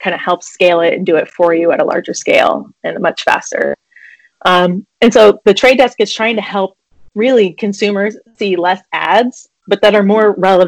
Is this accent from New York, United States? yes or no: no; Iowa, United States; I grew up in Iowa, so driving around and hitting up garage sales on the weekends was like a very exciting thing.